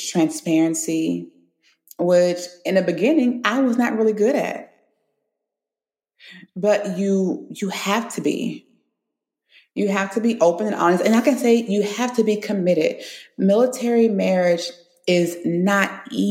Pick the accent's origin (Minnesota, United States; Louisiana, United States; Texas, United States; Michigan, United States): Louisiana, United States; Baton Rouge; moved away as an adult; also born or lived in Florida / California; I'm from Baton Rouge